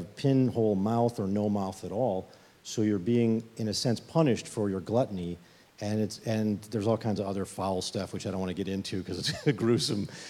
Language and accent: English; Chicago, Illinois, United States; I'm from Chicago